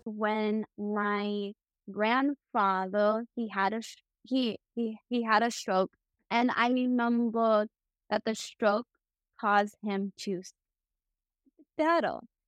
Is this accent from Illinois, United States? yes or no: yes; Chicago, Illinois, United States; also born or lived in Hubei, China; My parents adopted me when I was, like, two, and then I was brought appeal to Chicago